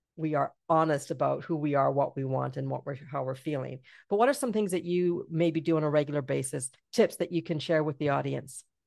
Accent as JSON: {"language": "English", "region": "British Columbia", "country": "Canada", "said": "I'm from B C"}